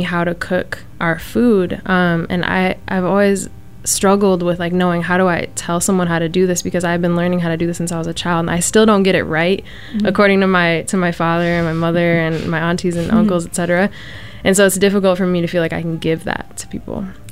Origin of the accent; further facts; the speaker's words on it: United States; as an American, as a first generation, as diasporic